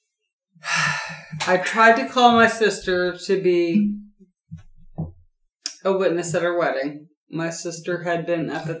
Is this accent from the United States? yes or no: yes; Bat Cave, North Carolina, United States; I was born in Batcave